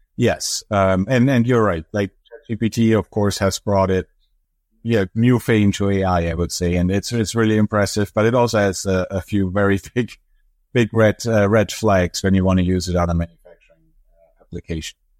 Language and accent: English; Germany; English is a second language; moved away as an adult; now in United States; I'm from Europe originally, from Germany.